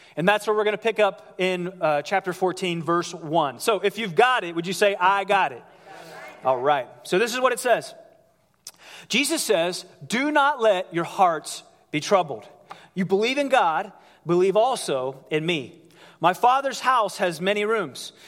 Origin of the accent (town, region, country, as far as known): United States